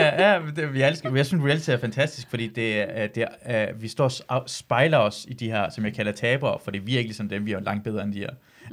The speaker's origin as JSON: {"language": "Danish", "country": "Iran", "moved": "yes", "lives_now": "Denmark", "said": "jeg er iraner"}